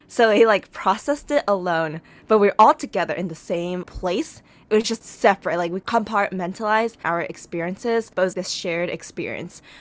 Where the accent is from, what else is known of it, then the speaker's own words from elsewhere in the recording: United States; growing up as an Asian American woman